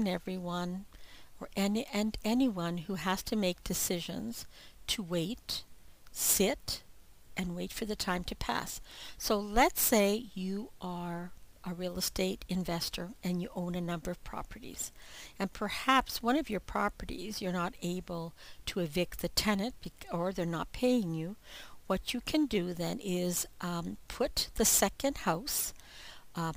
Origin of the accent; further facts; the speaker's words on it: Ontario, Canada; I'm from Ontario, Canada